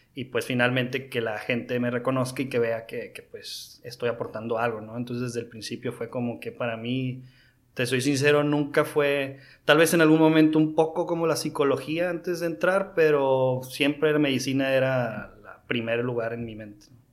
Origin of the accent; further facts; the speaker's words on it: Mazatlán, Sinaloa, Mexico; yo soy originario de Mazatlán, Sinaloa